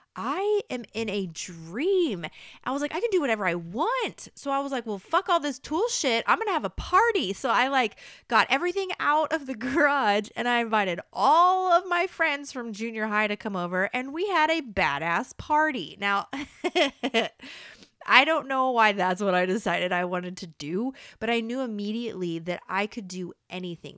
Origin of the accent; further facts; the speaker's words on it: Topeka, Kansas, United States; moved away; Repping my hometown. So, a Kansas man